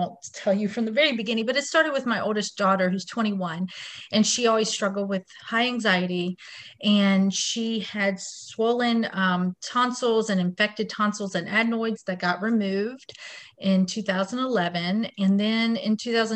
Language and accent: English; Wilmington, North Carolina, United States; I was born and raised in Wilmington, North Carolina, where I raise my family now.